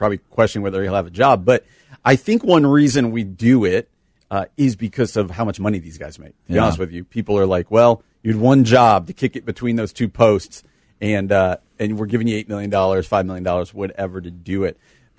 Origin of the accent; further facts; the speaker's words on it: East Coast, United States; I'm from the East Coast.